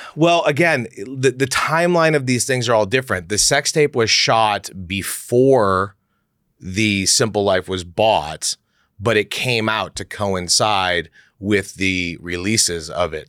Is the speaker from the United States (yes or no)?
yes; Beverly Hills, California, United States; I grew up in Beverly Hills